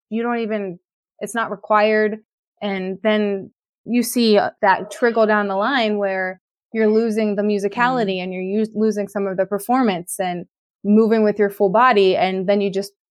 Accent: Pittsburgh, Pennsylvania, United States; I'm from Pittsburgh, Pennsylvania

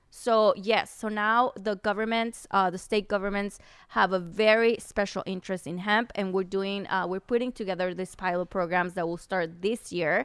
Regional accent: Chihuahua, Mexico; So yeah, I being to the mountains, I'm from Chihuahua. So Chihuahua is part of the Golden Triangle.

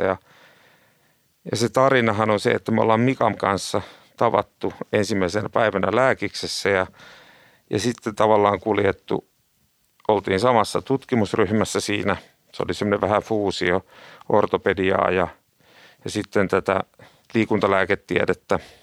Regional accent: Tampere, Pirkanmaa, Finland; also born or lived in Turku; kahdeksanvuotiaana Tampereelle muuttaa ja puhuu Turun murretta, niin siitä sai ensimmäiset elämänsä traumat

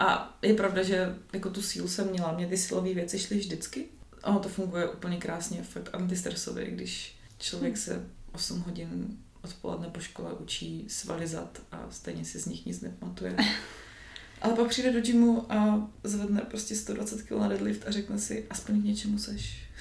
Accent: Kroměříž, Zlín Region, Czechia; now in Brno, Czech Republic; Nejsem z Brna, jsem, jsem z Kroměříže, což je jako menší město, asi hoďku od Brna

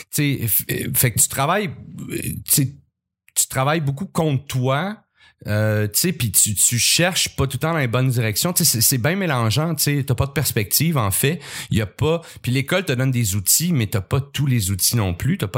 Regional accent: Montreal, Quebec, Canada; j'étais un petit euh, j'ai grandi pas, mal en ville. Oui. Je suis né à Montréal

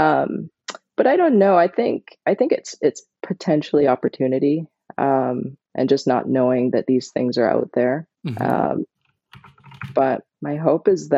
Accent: Barbados; moved away; I grew up in Barbados

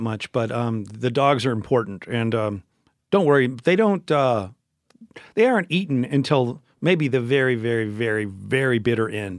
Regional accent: Memphis, Tennessee, United States; Memphis, which is where I grew up, born and raised in Memphis

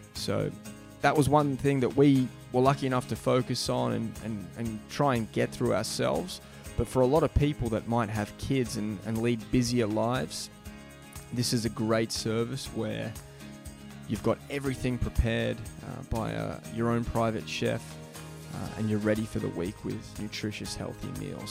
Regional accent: Melbourne, Victoria, Australia; now in Chelsea, Massachusetts, United States; my hometown of Melbourne, Australia

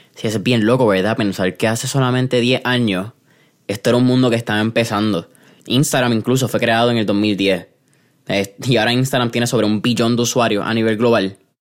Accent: San Juan, Puerto Rico; Yo soy de San Juan

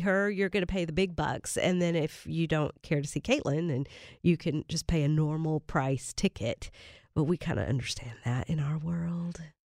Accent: Kentucky, United States; now in Nashville, United States; My husband and I both born and raised in Kentucky

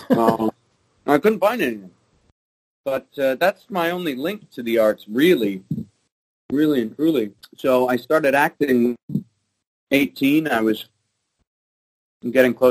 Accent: British Columbia, Canada; I grew up in Vancouver Island and uh, fairly big family, and I, I grew up mainly playing competitive sports.

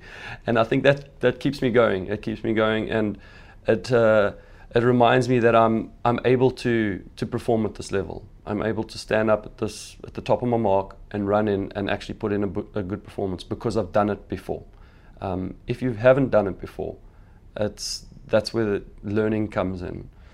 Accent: Phalaborwa, Limpopo, South Africa; I grew up in Pellabora

